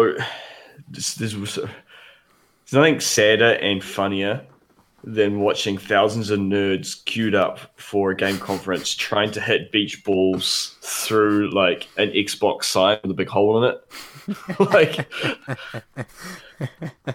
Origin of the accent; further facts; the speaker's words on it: Wellington, New Zealand; now in Australia; our hometown, Wellington